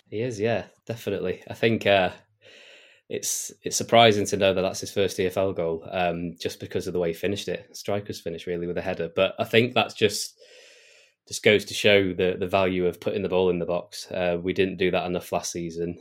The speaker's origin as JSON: {"language": "English", "area": "Oxfordshire", "region": "South East England", "country": "United Kingdom", "said": "I'm actually from Oxfordshire, originally."}